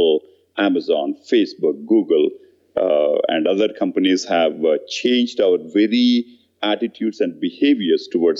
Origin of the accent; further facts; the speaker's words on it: India; moved away; I grew up in India in a very average middle-income family